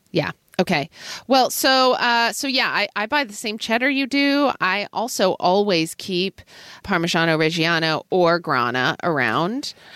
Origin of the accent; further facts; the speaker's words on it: Oklahoma, United States; growing up in Oklahoma in the eighties